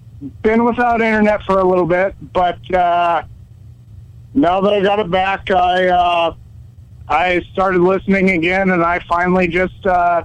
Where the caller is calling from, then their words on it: Colfax, Washington, United States; I'm from Colfax, Washington.